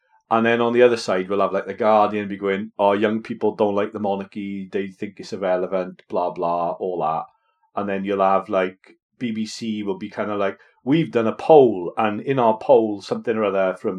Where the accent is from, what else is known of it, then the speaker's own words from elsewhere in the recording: Welsh, Wales, United Kingdom; being Welsh